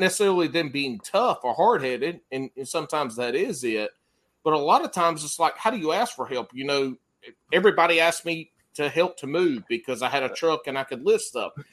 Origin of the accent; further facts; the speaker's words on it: the Carolinas, United States; I'm from the Carolinas